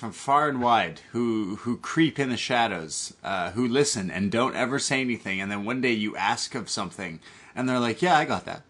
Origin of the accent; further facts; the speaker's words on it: Canada; Listen. I'm Canadian, and I love to party.